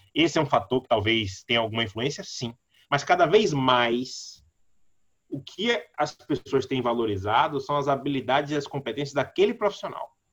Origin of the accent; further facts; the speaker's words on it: Salvador, Bahia, Brazil; Eu nasci, cresci no Cabula, perto do campus 1 da UNEB